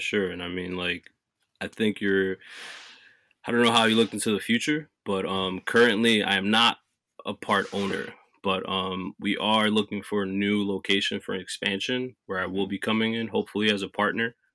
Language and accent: English; New Jersey, United States; also born or lived in North Carolina; I was born and raised in New Jersey